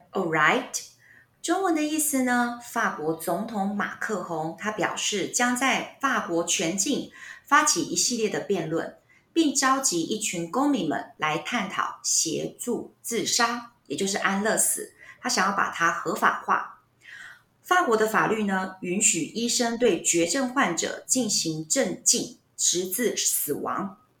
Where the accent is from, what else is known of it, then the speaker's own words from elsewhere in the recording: Taiwan; 所以我们台湾人现在有很多的长辈，有时候会讲到这个东西